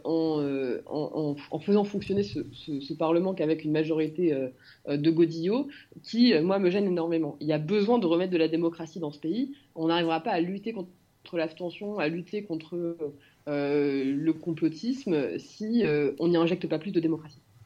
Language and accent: French; France; je suis particulièrement fière d'être française